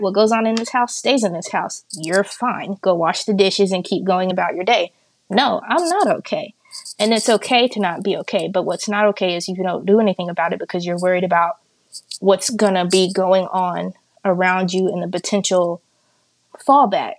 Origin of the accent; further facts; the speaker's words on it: Hot Springs, Arkansas, United States; I am from Hot Springs, Arkansas, born and raised.